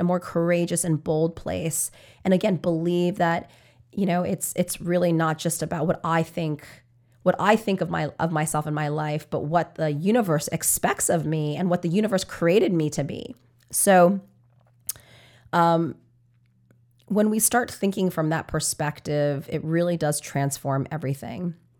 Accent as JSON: {"language": "English", "town": "New York City", "region": "New York", "country": "United States", "said": "I'm from New York"}